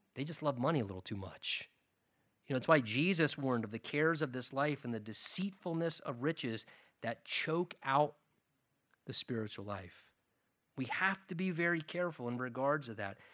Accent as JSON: {"language": "English", "country": "United States", "said": "as American Christians"}